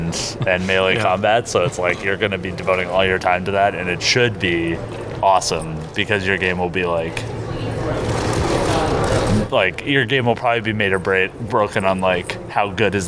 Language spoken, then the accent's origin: English; Vancouver, British Columbia, Canada; I'm from Vancouver